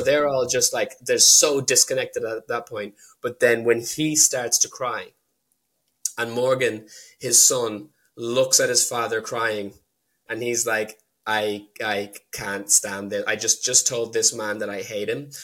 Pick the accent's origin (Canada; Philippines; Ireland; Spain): Ireland; also born or lived in United Kingdom; The reason I'm Irish is because my mum was Irish. She brought me back here a year after the divorce